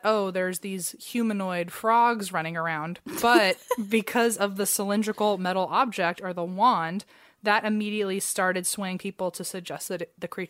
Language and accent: English; Cincinnati, Ohio, United States; Like, well, I'm from Cincinnati, and he went to Miami, so we were so close.